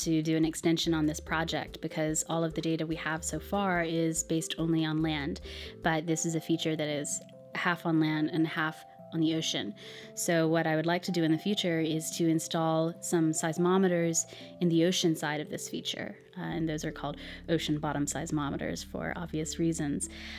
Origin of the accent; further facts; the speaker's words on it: United States; I'm an American